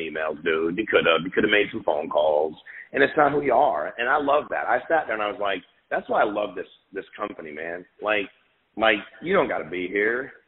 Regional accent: Connecticut, United States; now in Florida, United States; I was born and raised in Connecticut

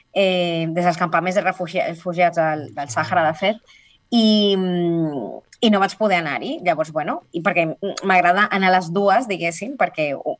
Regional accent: Colombia; now in Spain; soc l'única colombiana, sinó soc de les poques latinoamericanes

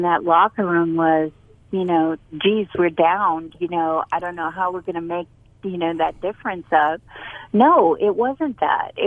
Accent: Boston, Massachusetts, United States; now in North Carolina, United States; I'm from Boston

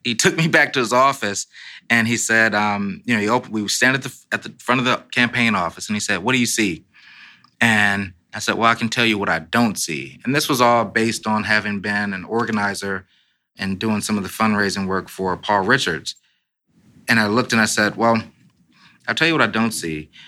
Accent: Los Angeles, California, United States; now in Washington, United States; I'm a Democrat from Los Angeles

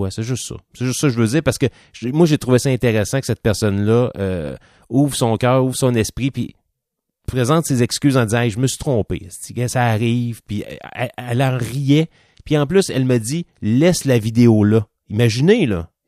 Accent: Quebec, Canada; Moi, je suis un Canadien québécois. Un Français, Canadien français.

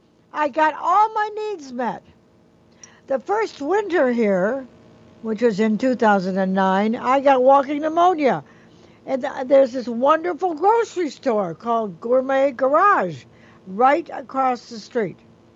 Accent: Michigan, United States; I really didn't know where I wanted to live until I rented an apartment. I came from Michigan.

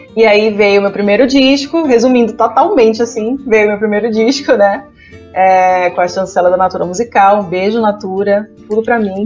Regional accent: Pará, Brazil; moved away as an adult; also born or lived in Belém; now in São Paulo, Brazil; eu sou paraense

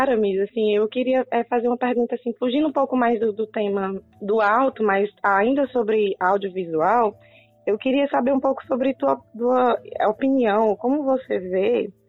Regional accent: Juazeiro do Norte, Ceará, Brazil; a gente é do Juazeiro, do Padre Cícero.

